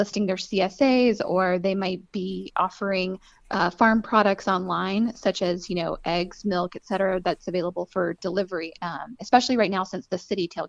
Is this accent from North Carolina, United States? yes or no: yes; Hayesville, North Carolina, United States; So, I mean, I grew up in Hayesville, North Carolina, so right here in Western North Carolina. And so I grew up in a farming community.